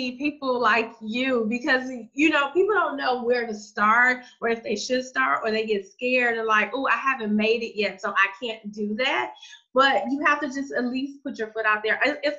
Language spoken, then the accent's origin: English; Detroit, Michigan, United States; moved away; I'm originally from Detroit, which is like the motor capital of the world